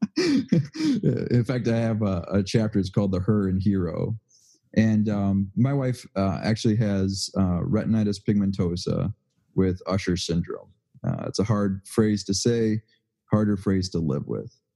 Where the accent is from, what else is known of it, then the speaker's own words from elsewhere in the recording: Waukegan, Illinois, United States; I grew up in Waukegan